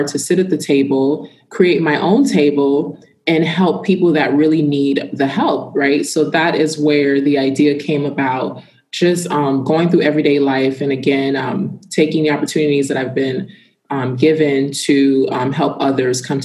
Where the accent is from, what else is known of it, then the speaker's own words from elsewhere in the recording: Ridgecrest, California, United States; moved away as an adult; now in Miami, United States; So I am a small town girl from Ridgecrest, California. I was originally born in Miami